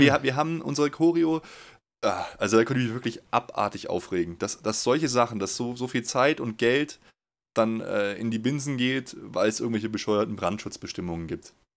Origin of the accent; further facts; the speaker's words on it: Munich, Bavaria, Germany; Ich bin in München geboren.